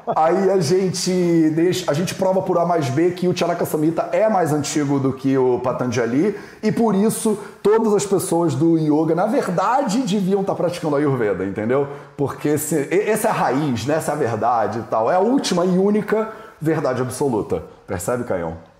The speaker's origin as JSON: {"language": "Portuguese", "region": "Rio de Janeiro", "country": "Brazil", "tie": "born or raised there", "said": "eu criei, fui criado no Rio de Janeiro"}